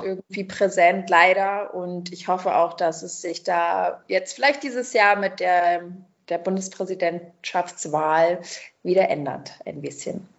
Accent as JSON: {"language": "German", "region": "Berlin", "country": "Germany", "tie": "born or raised there", "also_born_or_lived": "Brazil", "said": "Ich bin in Berlin äh, groß geworden"}